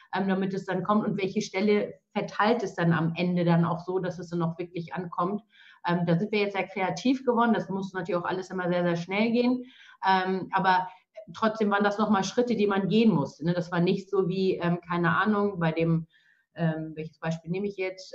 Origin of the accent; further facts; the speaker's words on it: Schleswig-Holstein, Germany; wir in Schleswig-Holstein